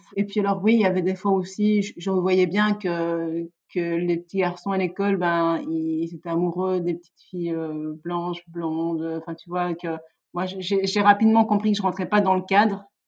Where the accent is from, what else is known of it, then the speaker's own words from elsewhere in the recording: Liège, Wallonia, Belgium; je suis née et j'ai grandi à Liège